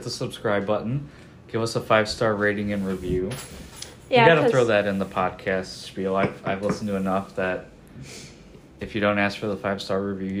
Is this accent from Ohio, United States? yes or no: yes; Cleveland, Ohio, United States; also born or lived in Brook Park, Ohio / Lakewood, Ohio; No, I went to elementary school in East Cleveland, actually. Like, the Cleveland City School District. Okay. Till, like, sixth grade.